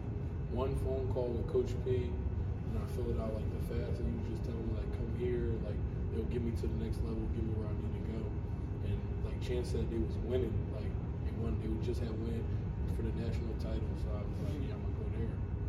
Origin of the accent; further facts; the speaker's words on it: Willow Grove, Pennsylvania, United States; I'm from Willow Grove, PA.